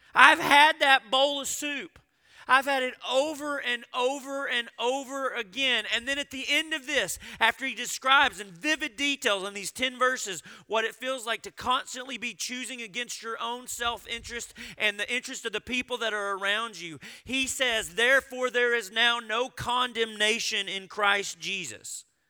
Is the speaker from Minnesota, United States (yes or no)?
no; Arkansas, United States; I grew up in Arkansas.